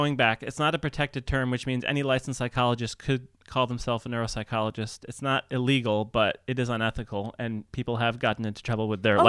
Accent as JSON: {"language": "English", "region": "Midwest", "country": "United States", "said": "I'm from the Midwest."}